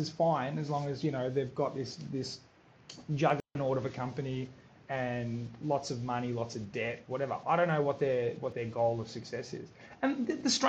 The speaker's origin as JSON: {"language": "English", "country": "Australia", "tie": "born or raised there", "said": "I'm a first generation Australian. My parents were born in Croatia. I was born in Australia"}